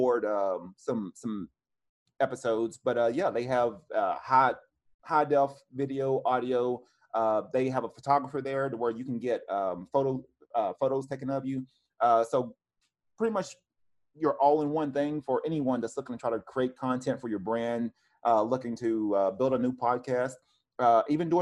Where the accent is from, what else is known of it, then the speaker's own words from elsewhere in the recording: Cleveland, Tennessee, United States; now in Oceanside, United States; I'm originally from Cleveland